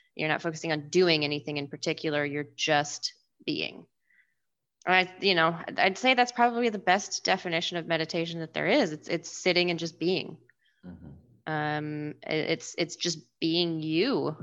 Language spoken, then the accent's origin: English; Washington, United States; I'm from Washington, and my family loves the Seahawks